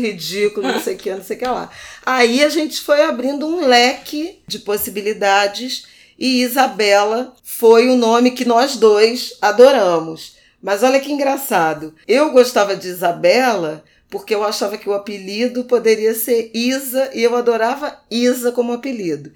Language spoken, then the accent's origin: Portuguese; Rio de Janeiro, Brazil; quando eu era adolescente, lá em Irajá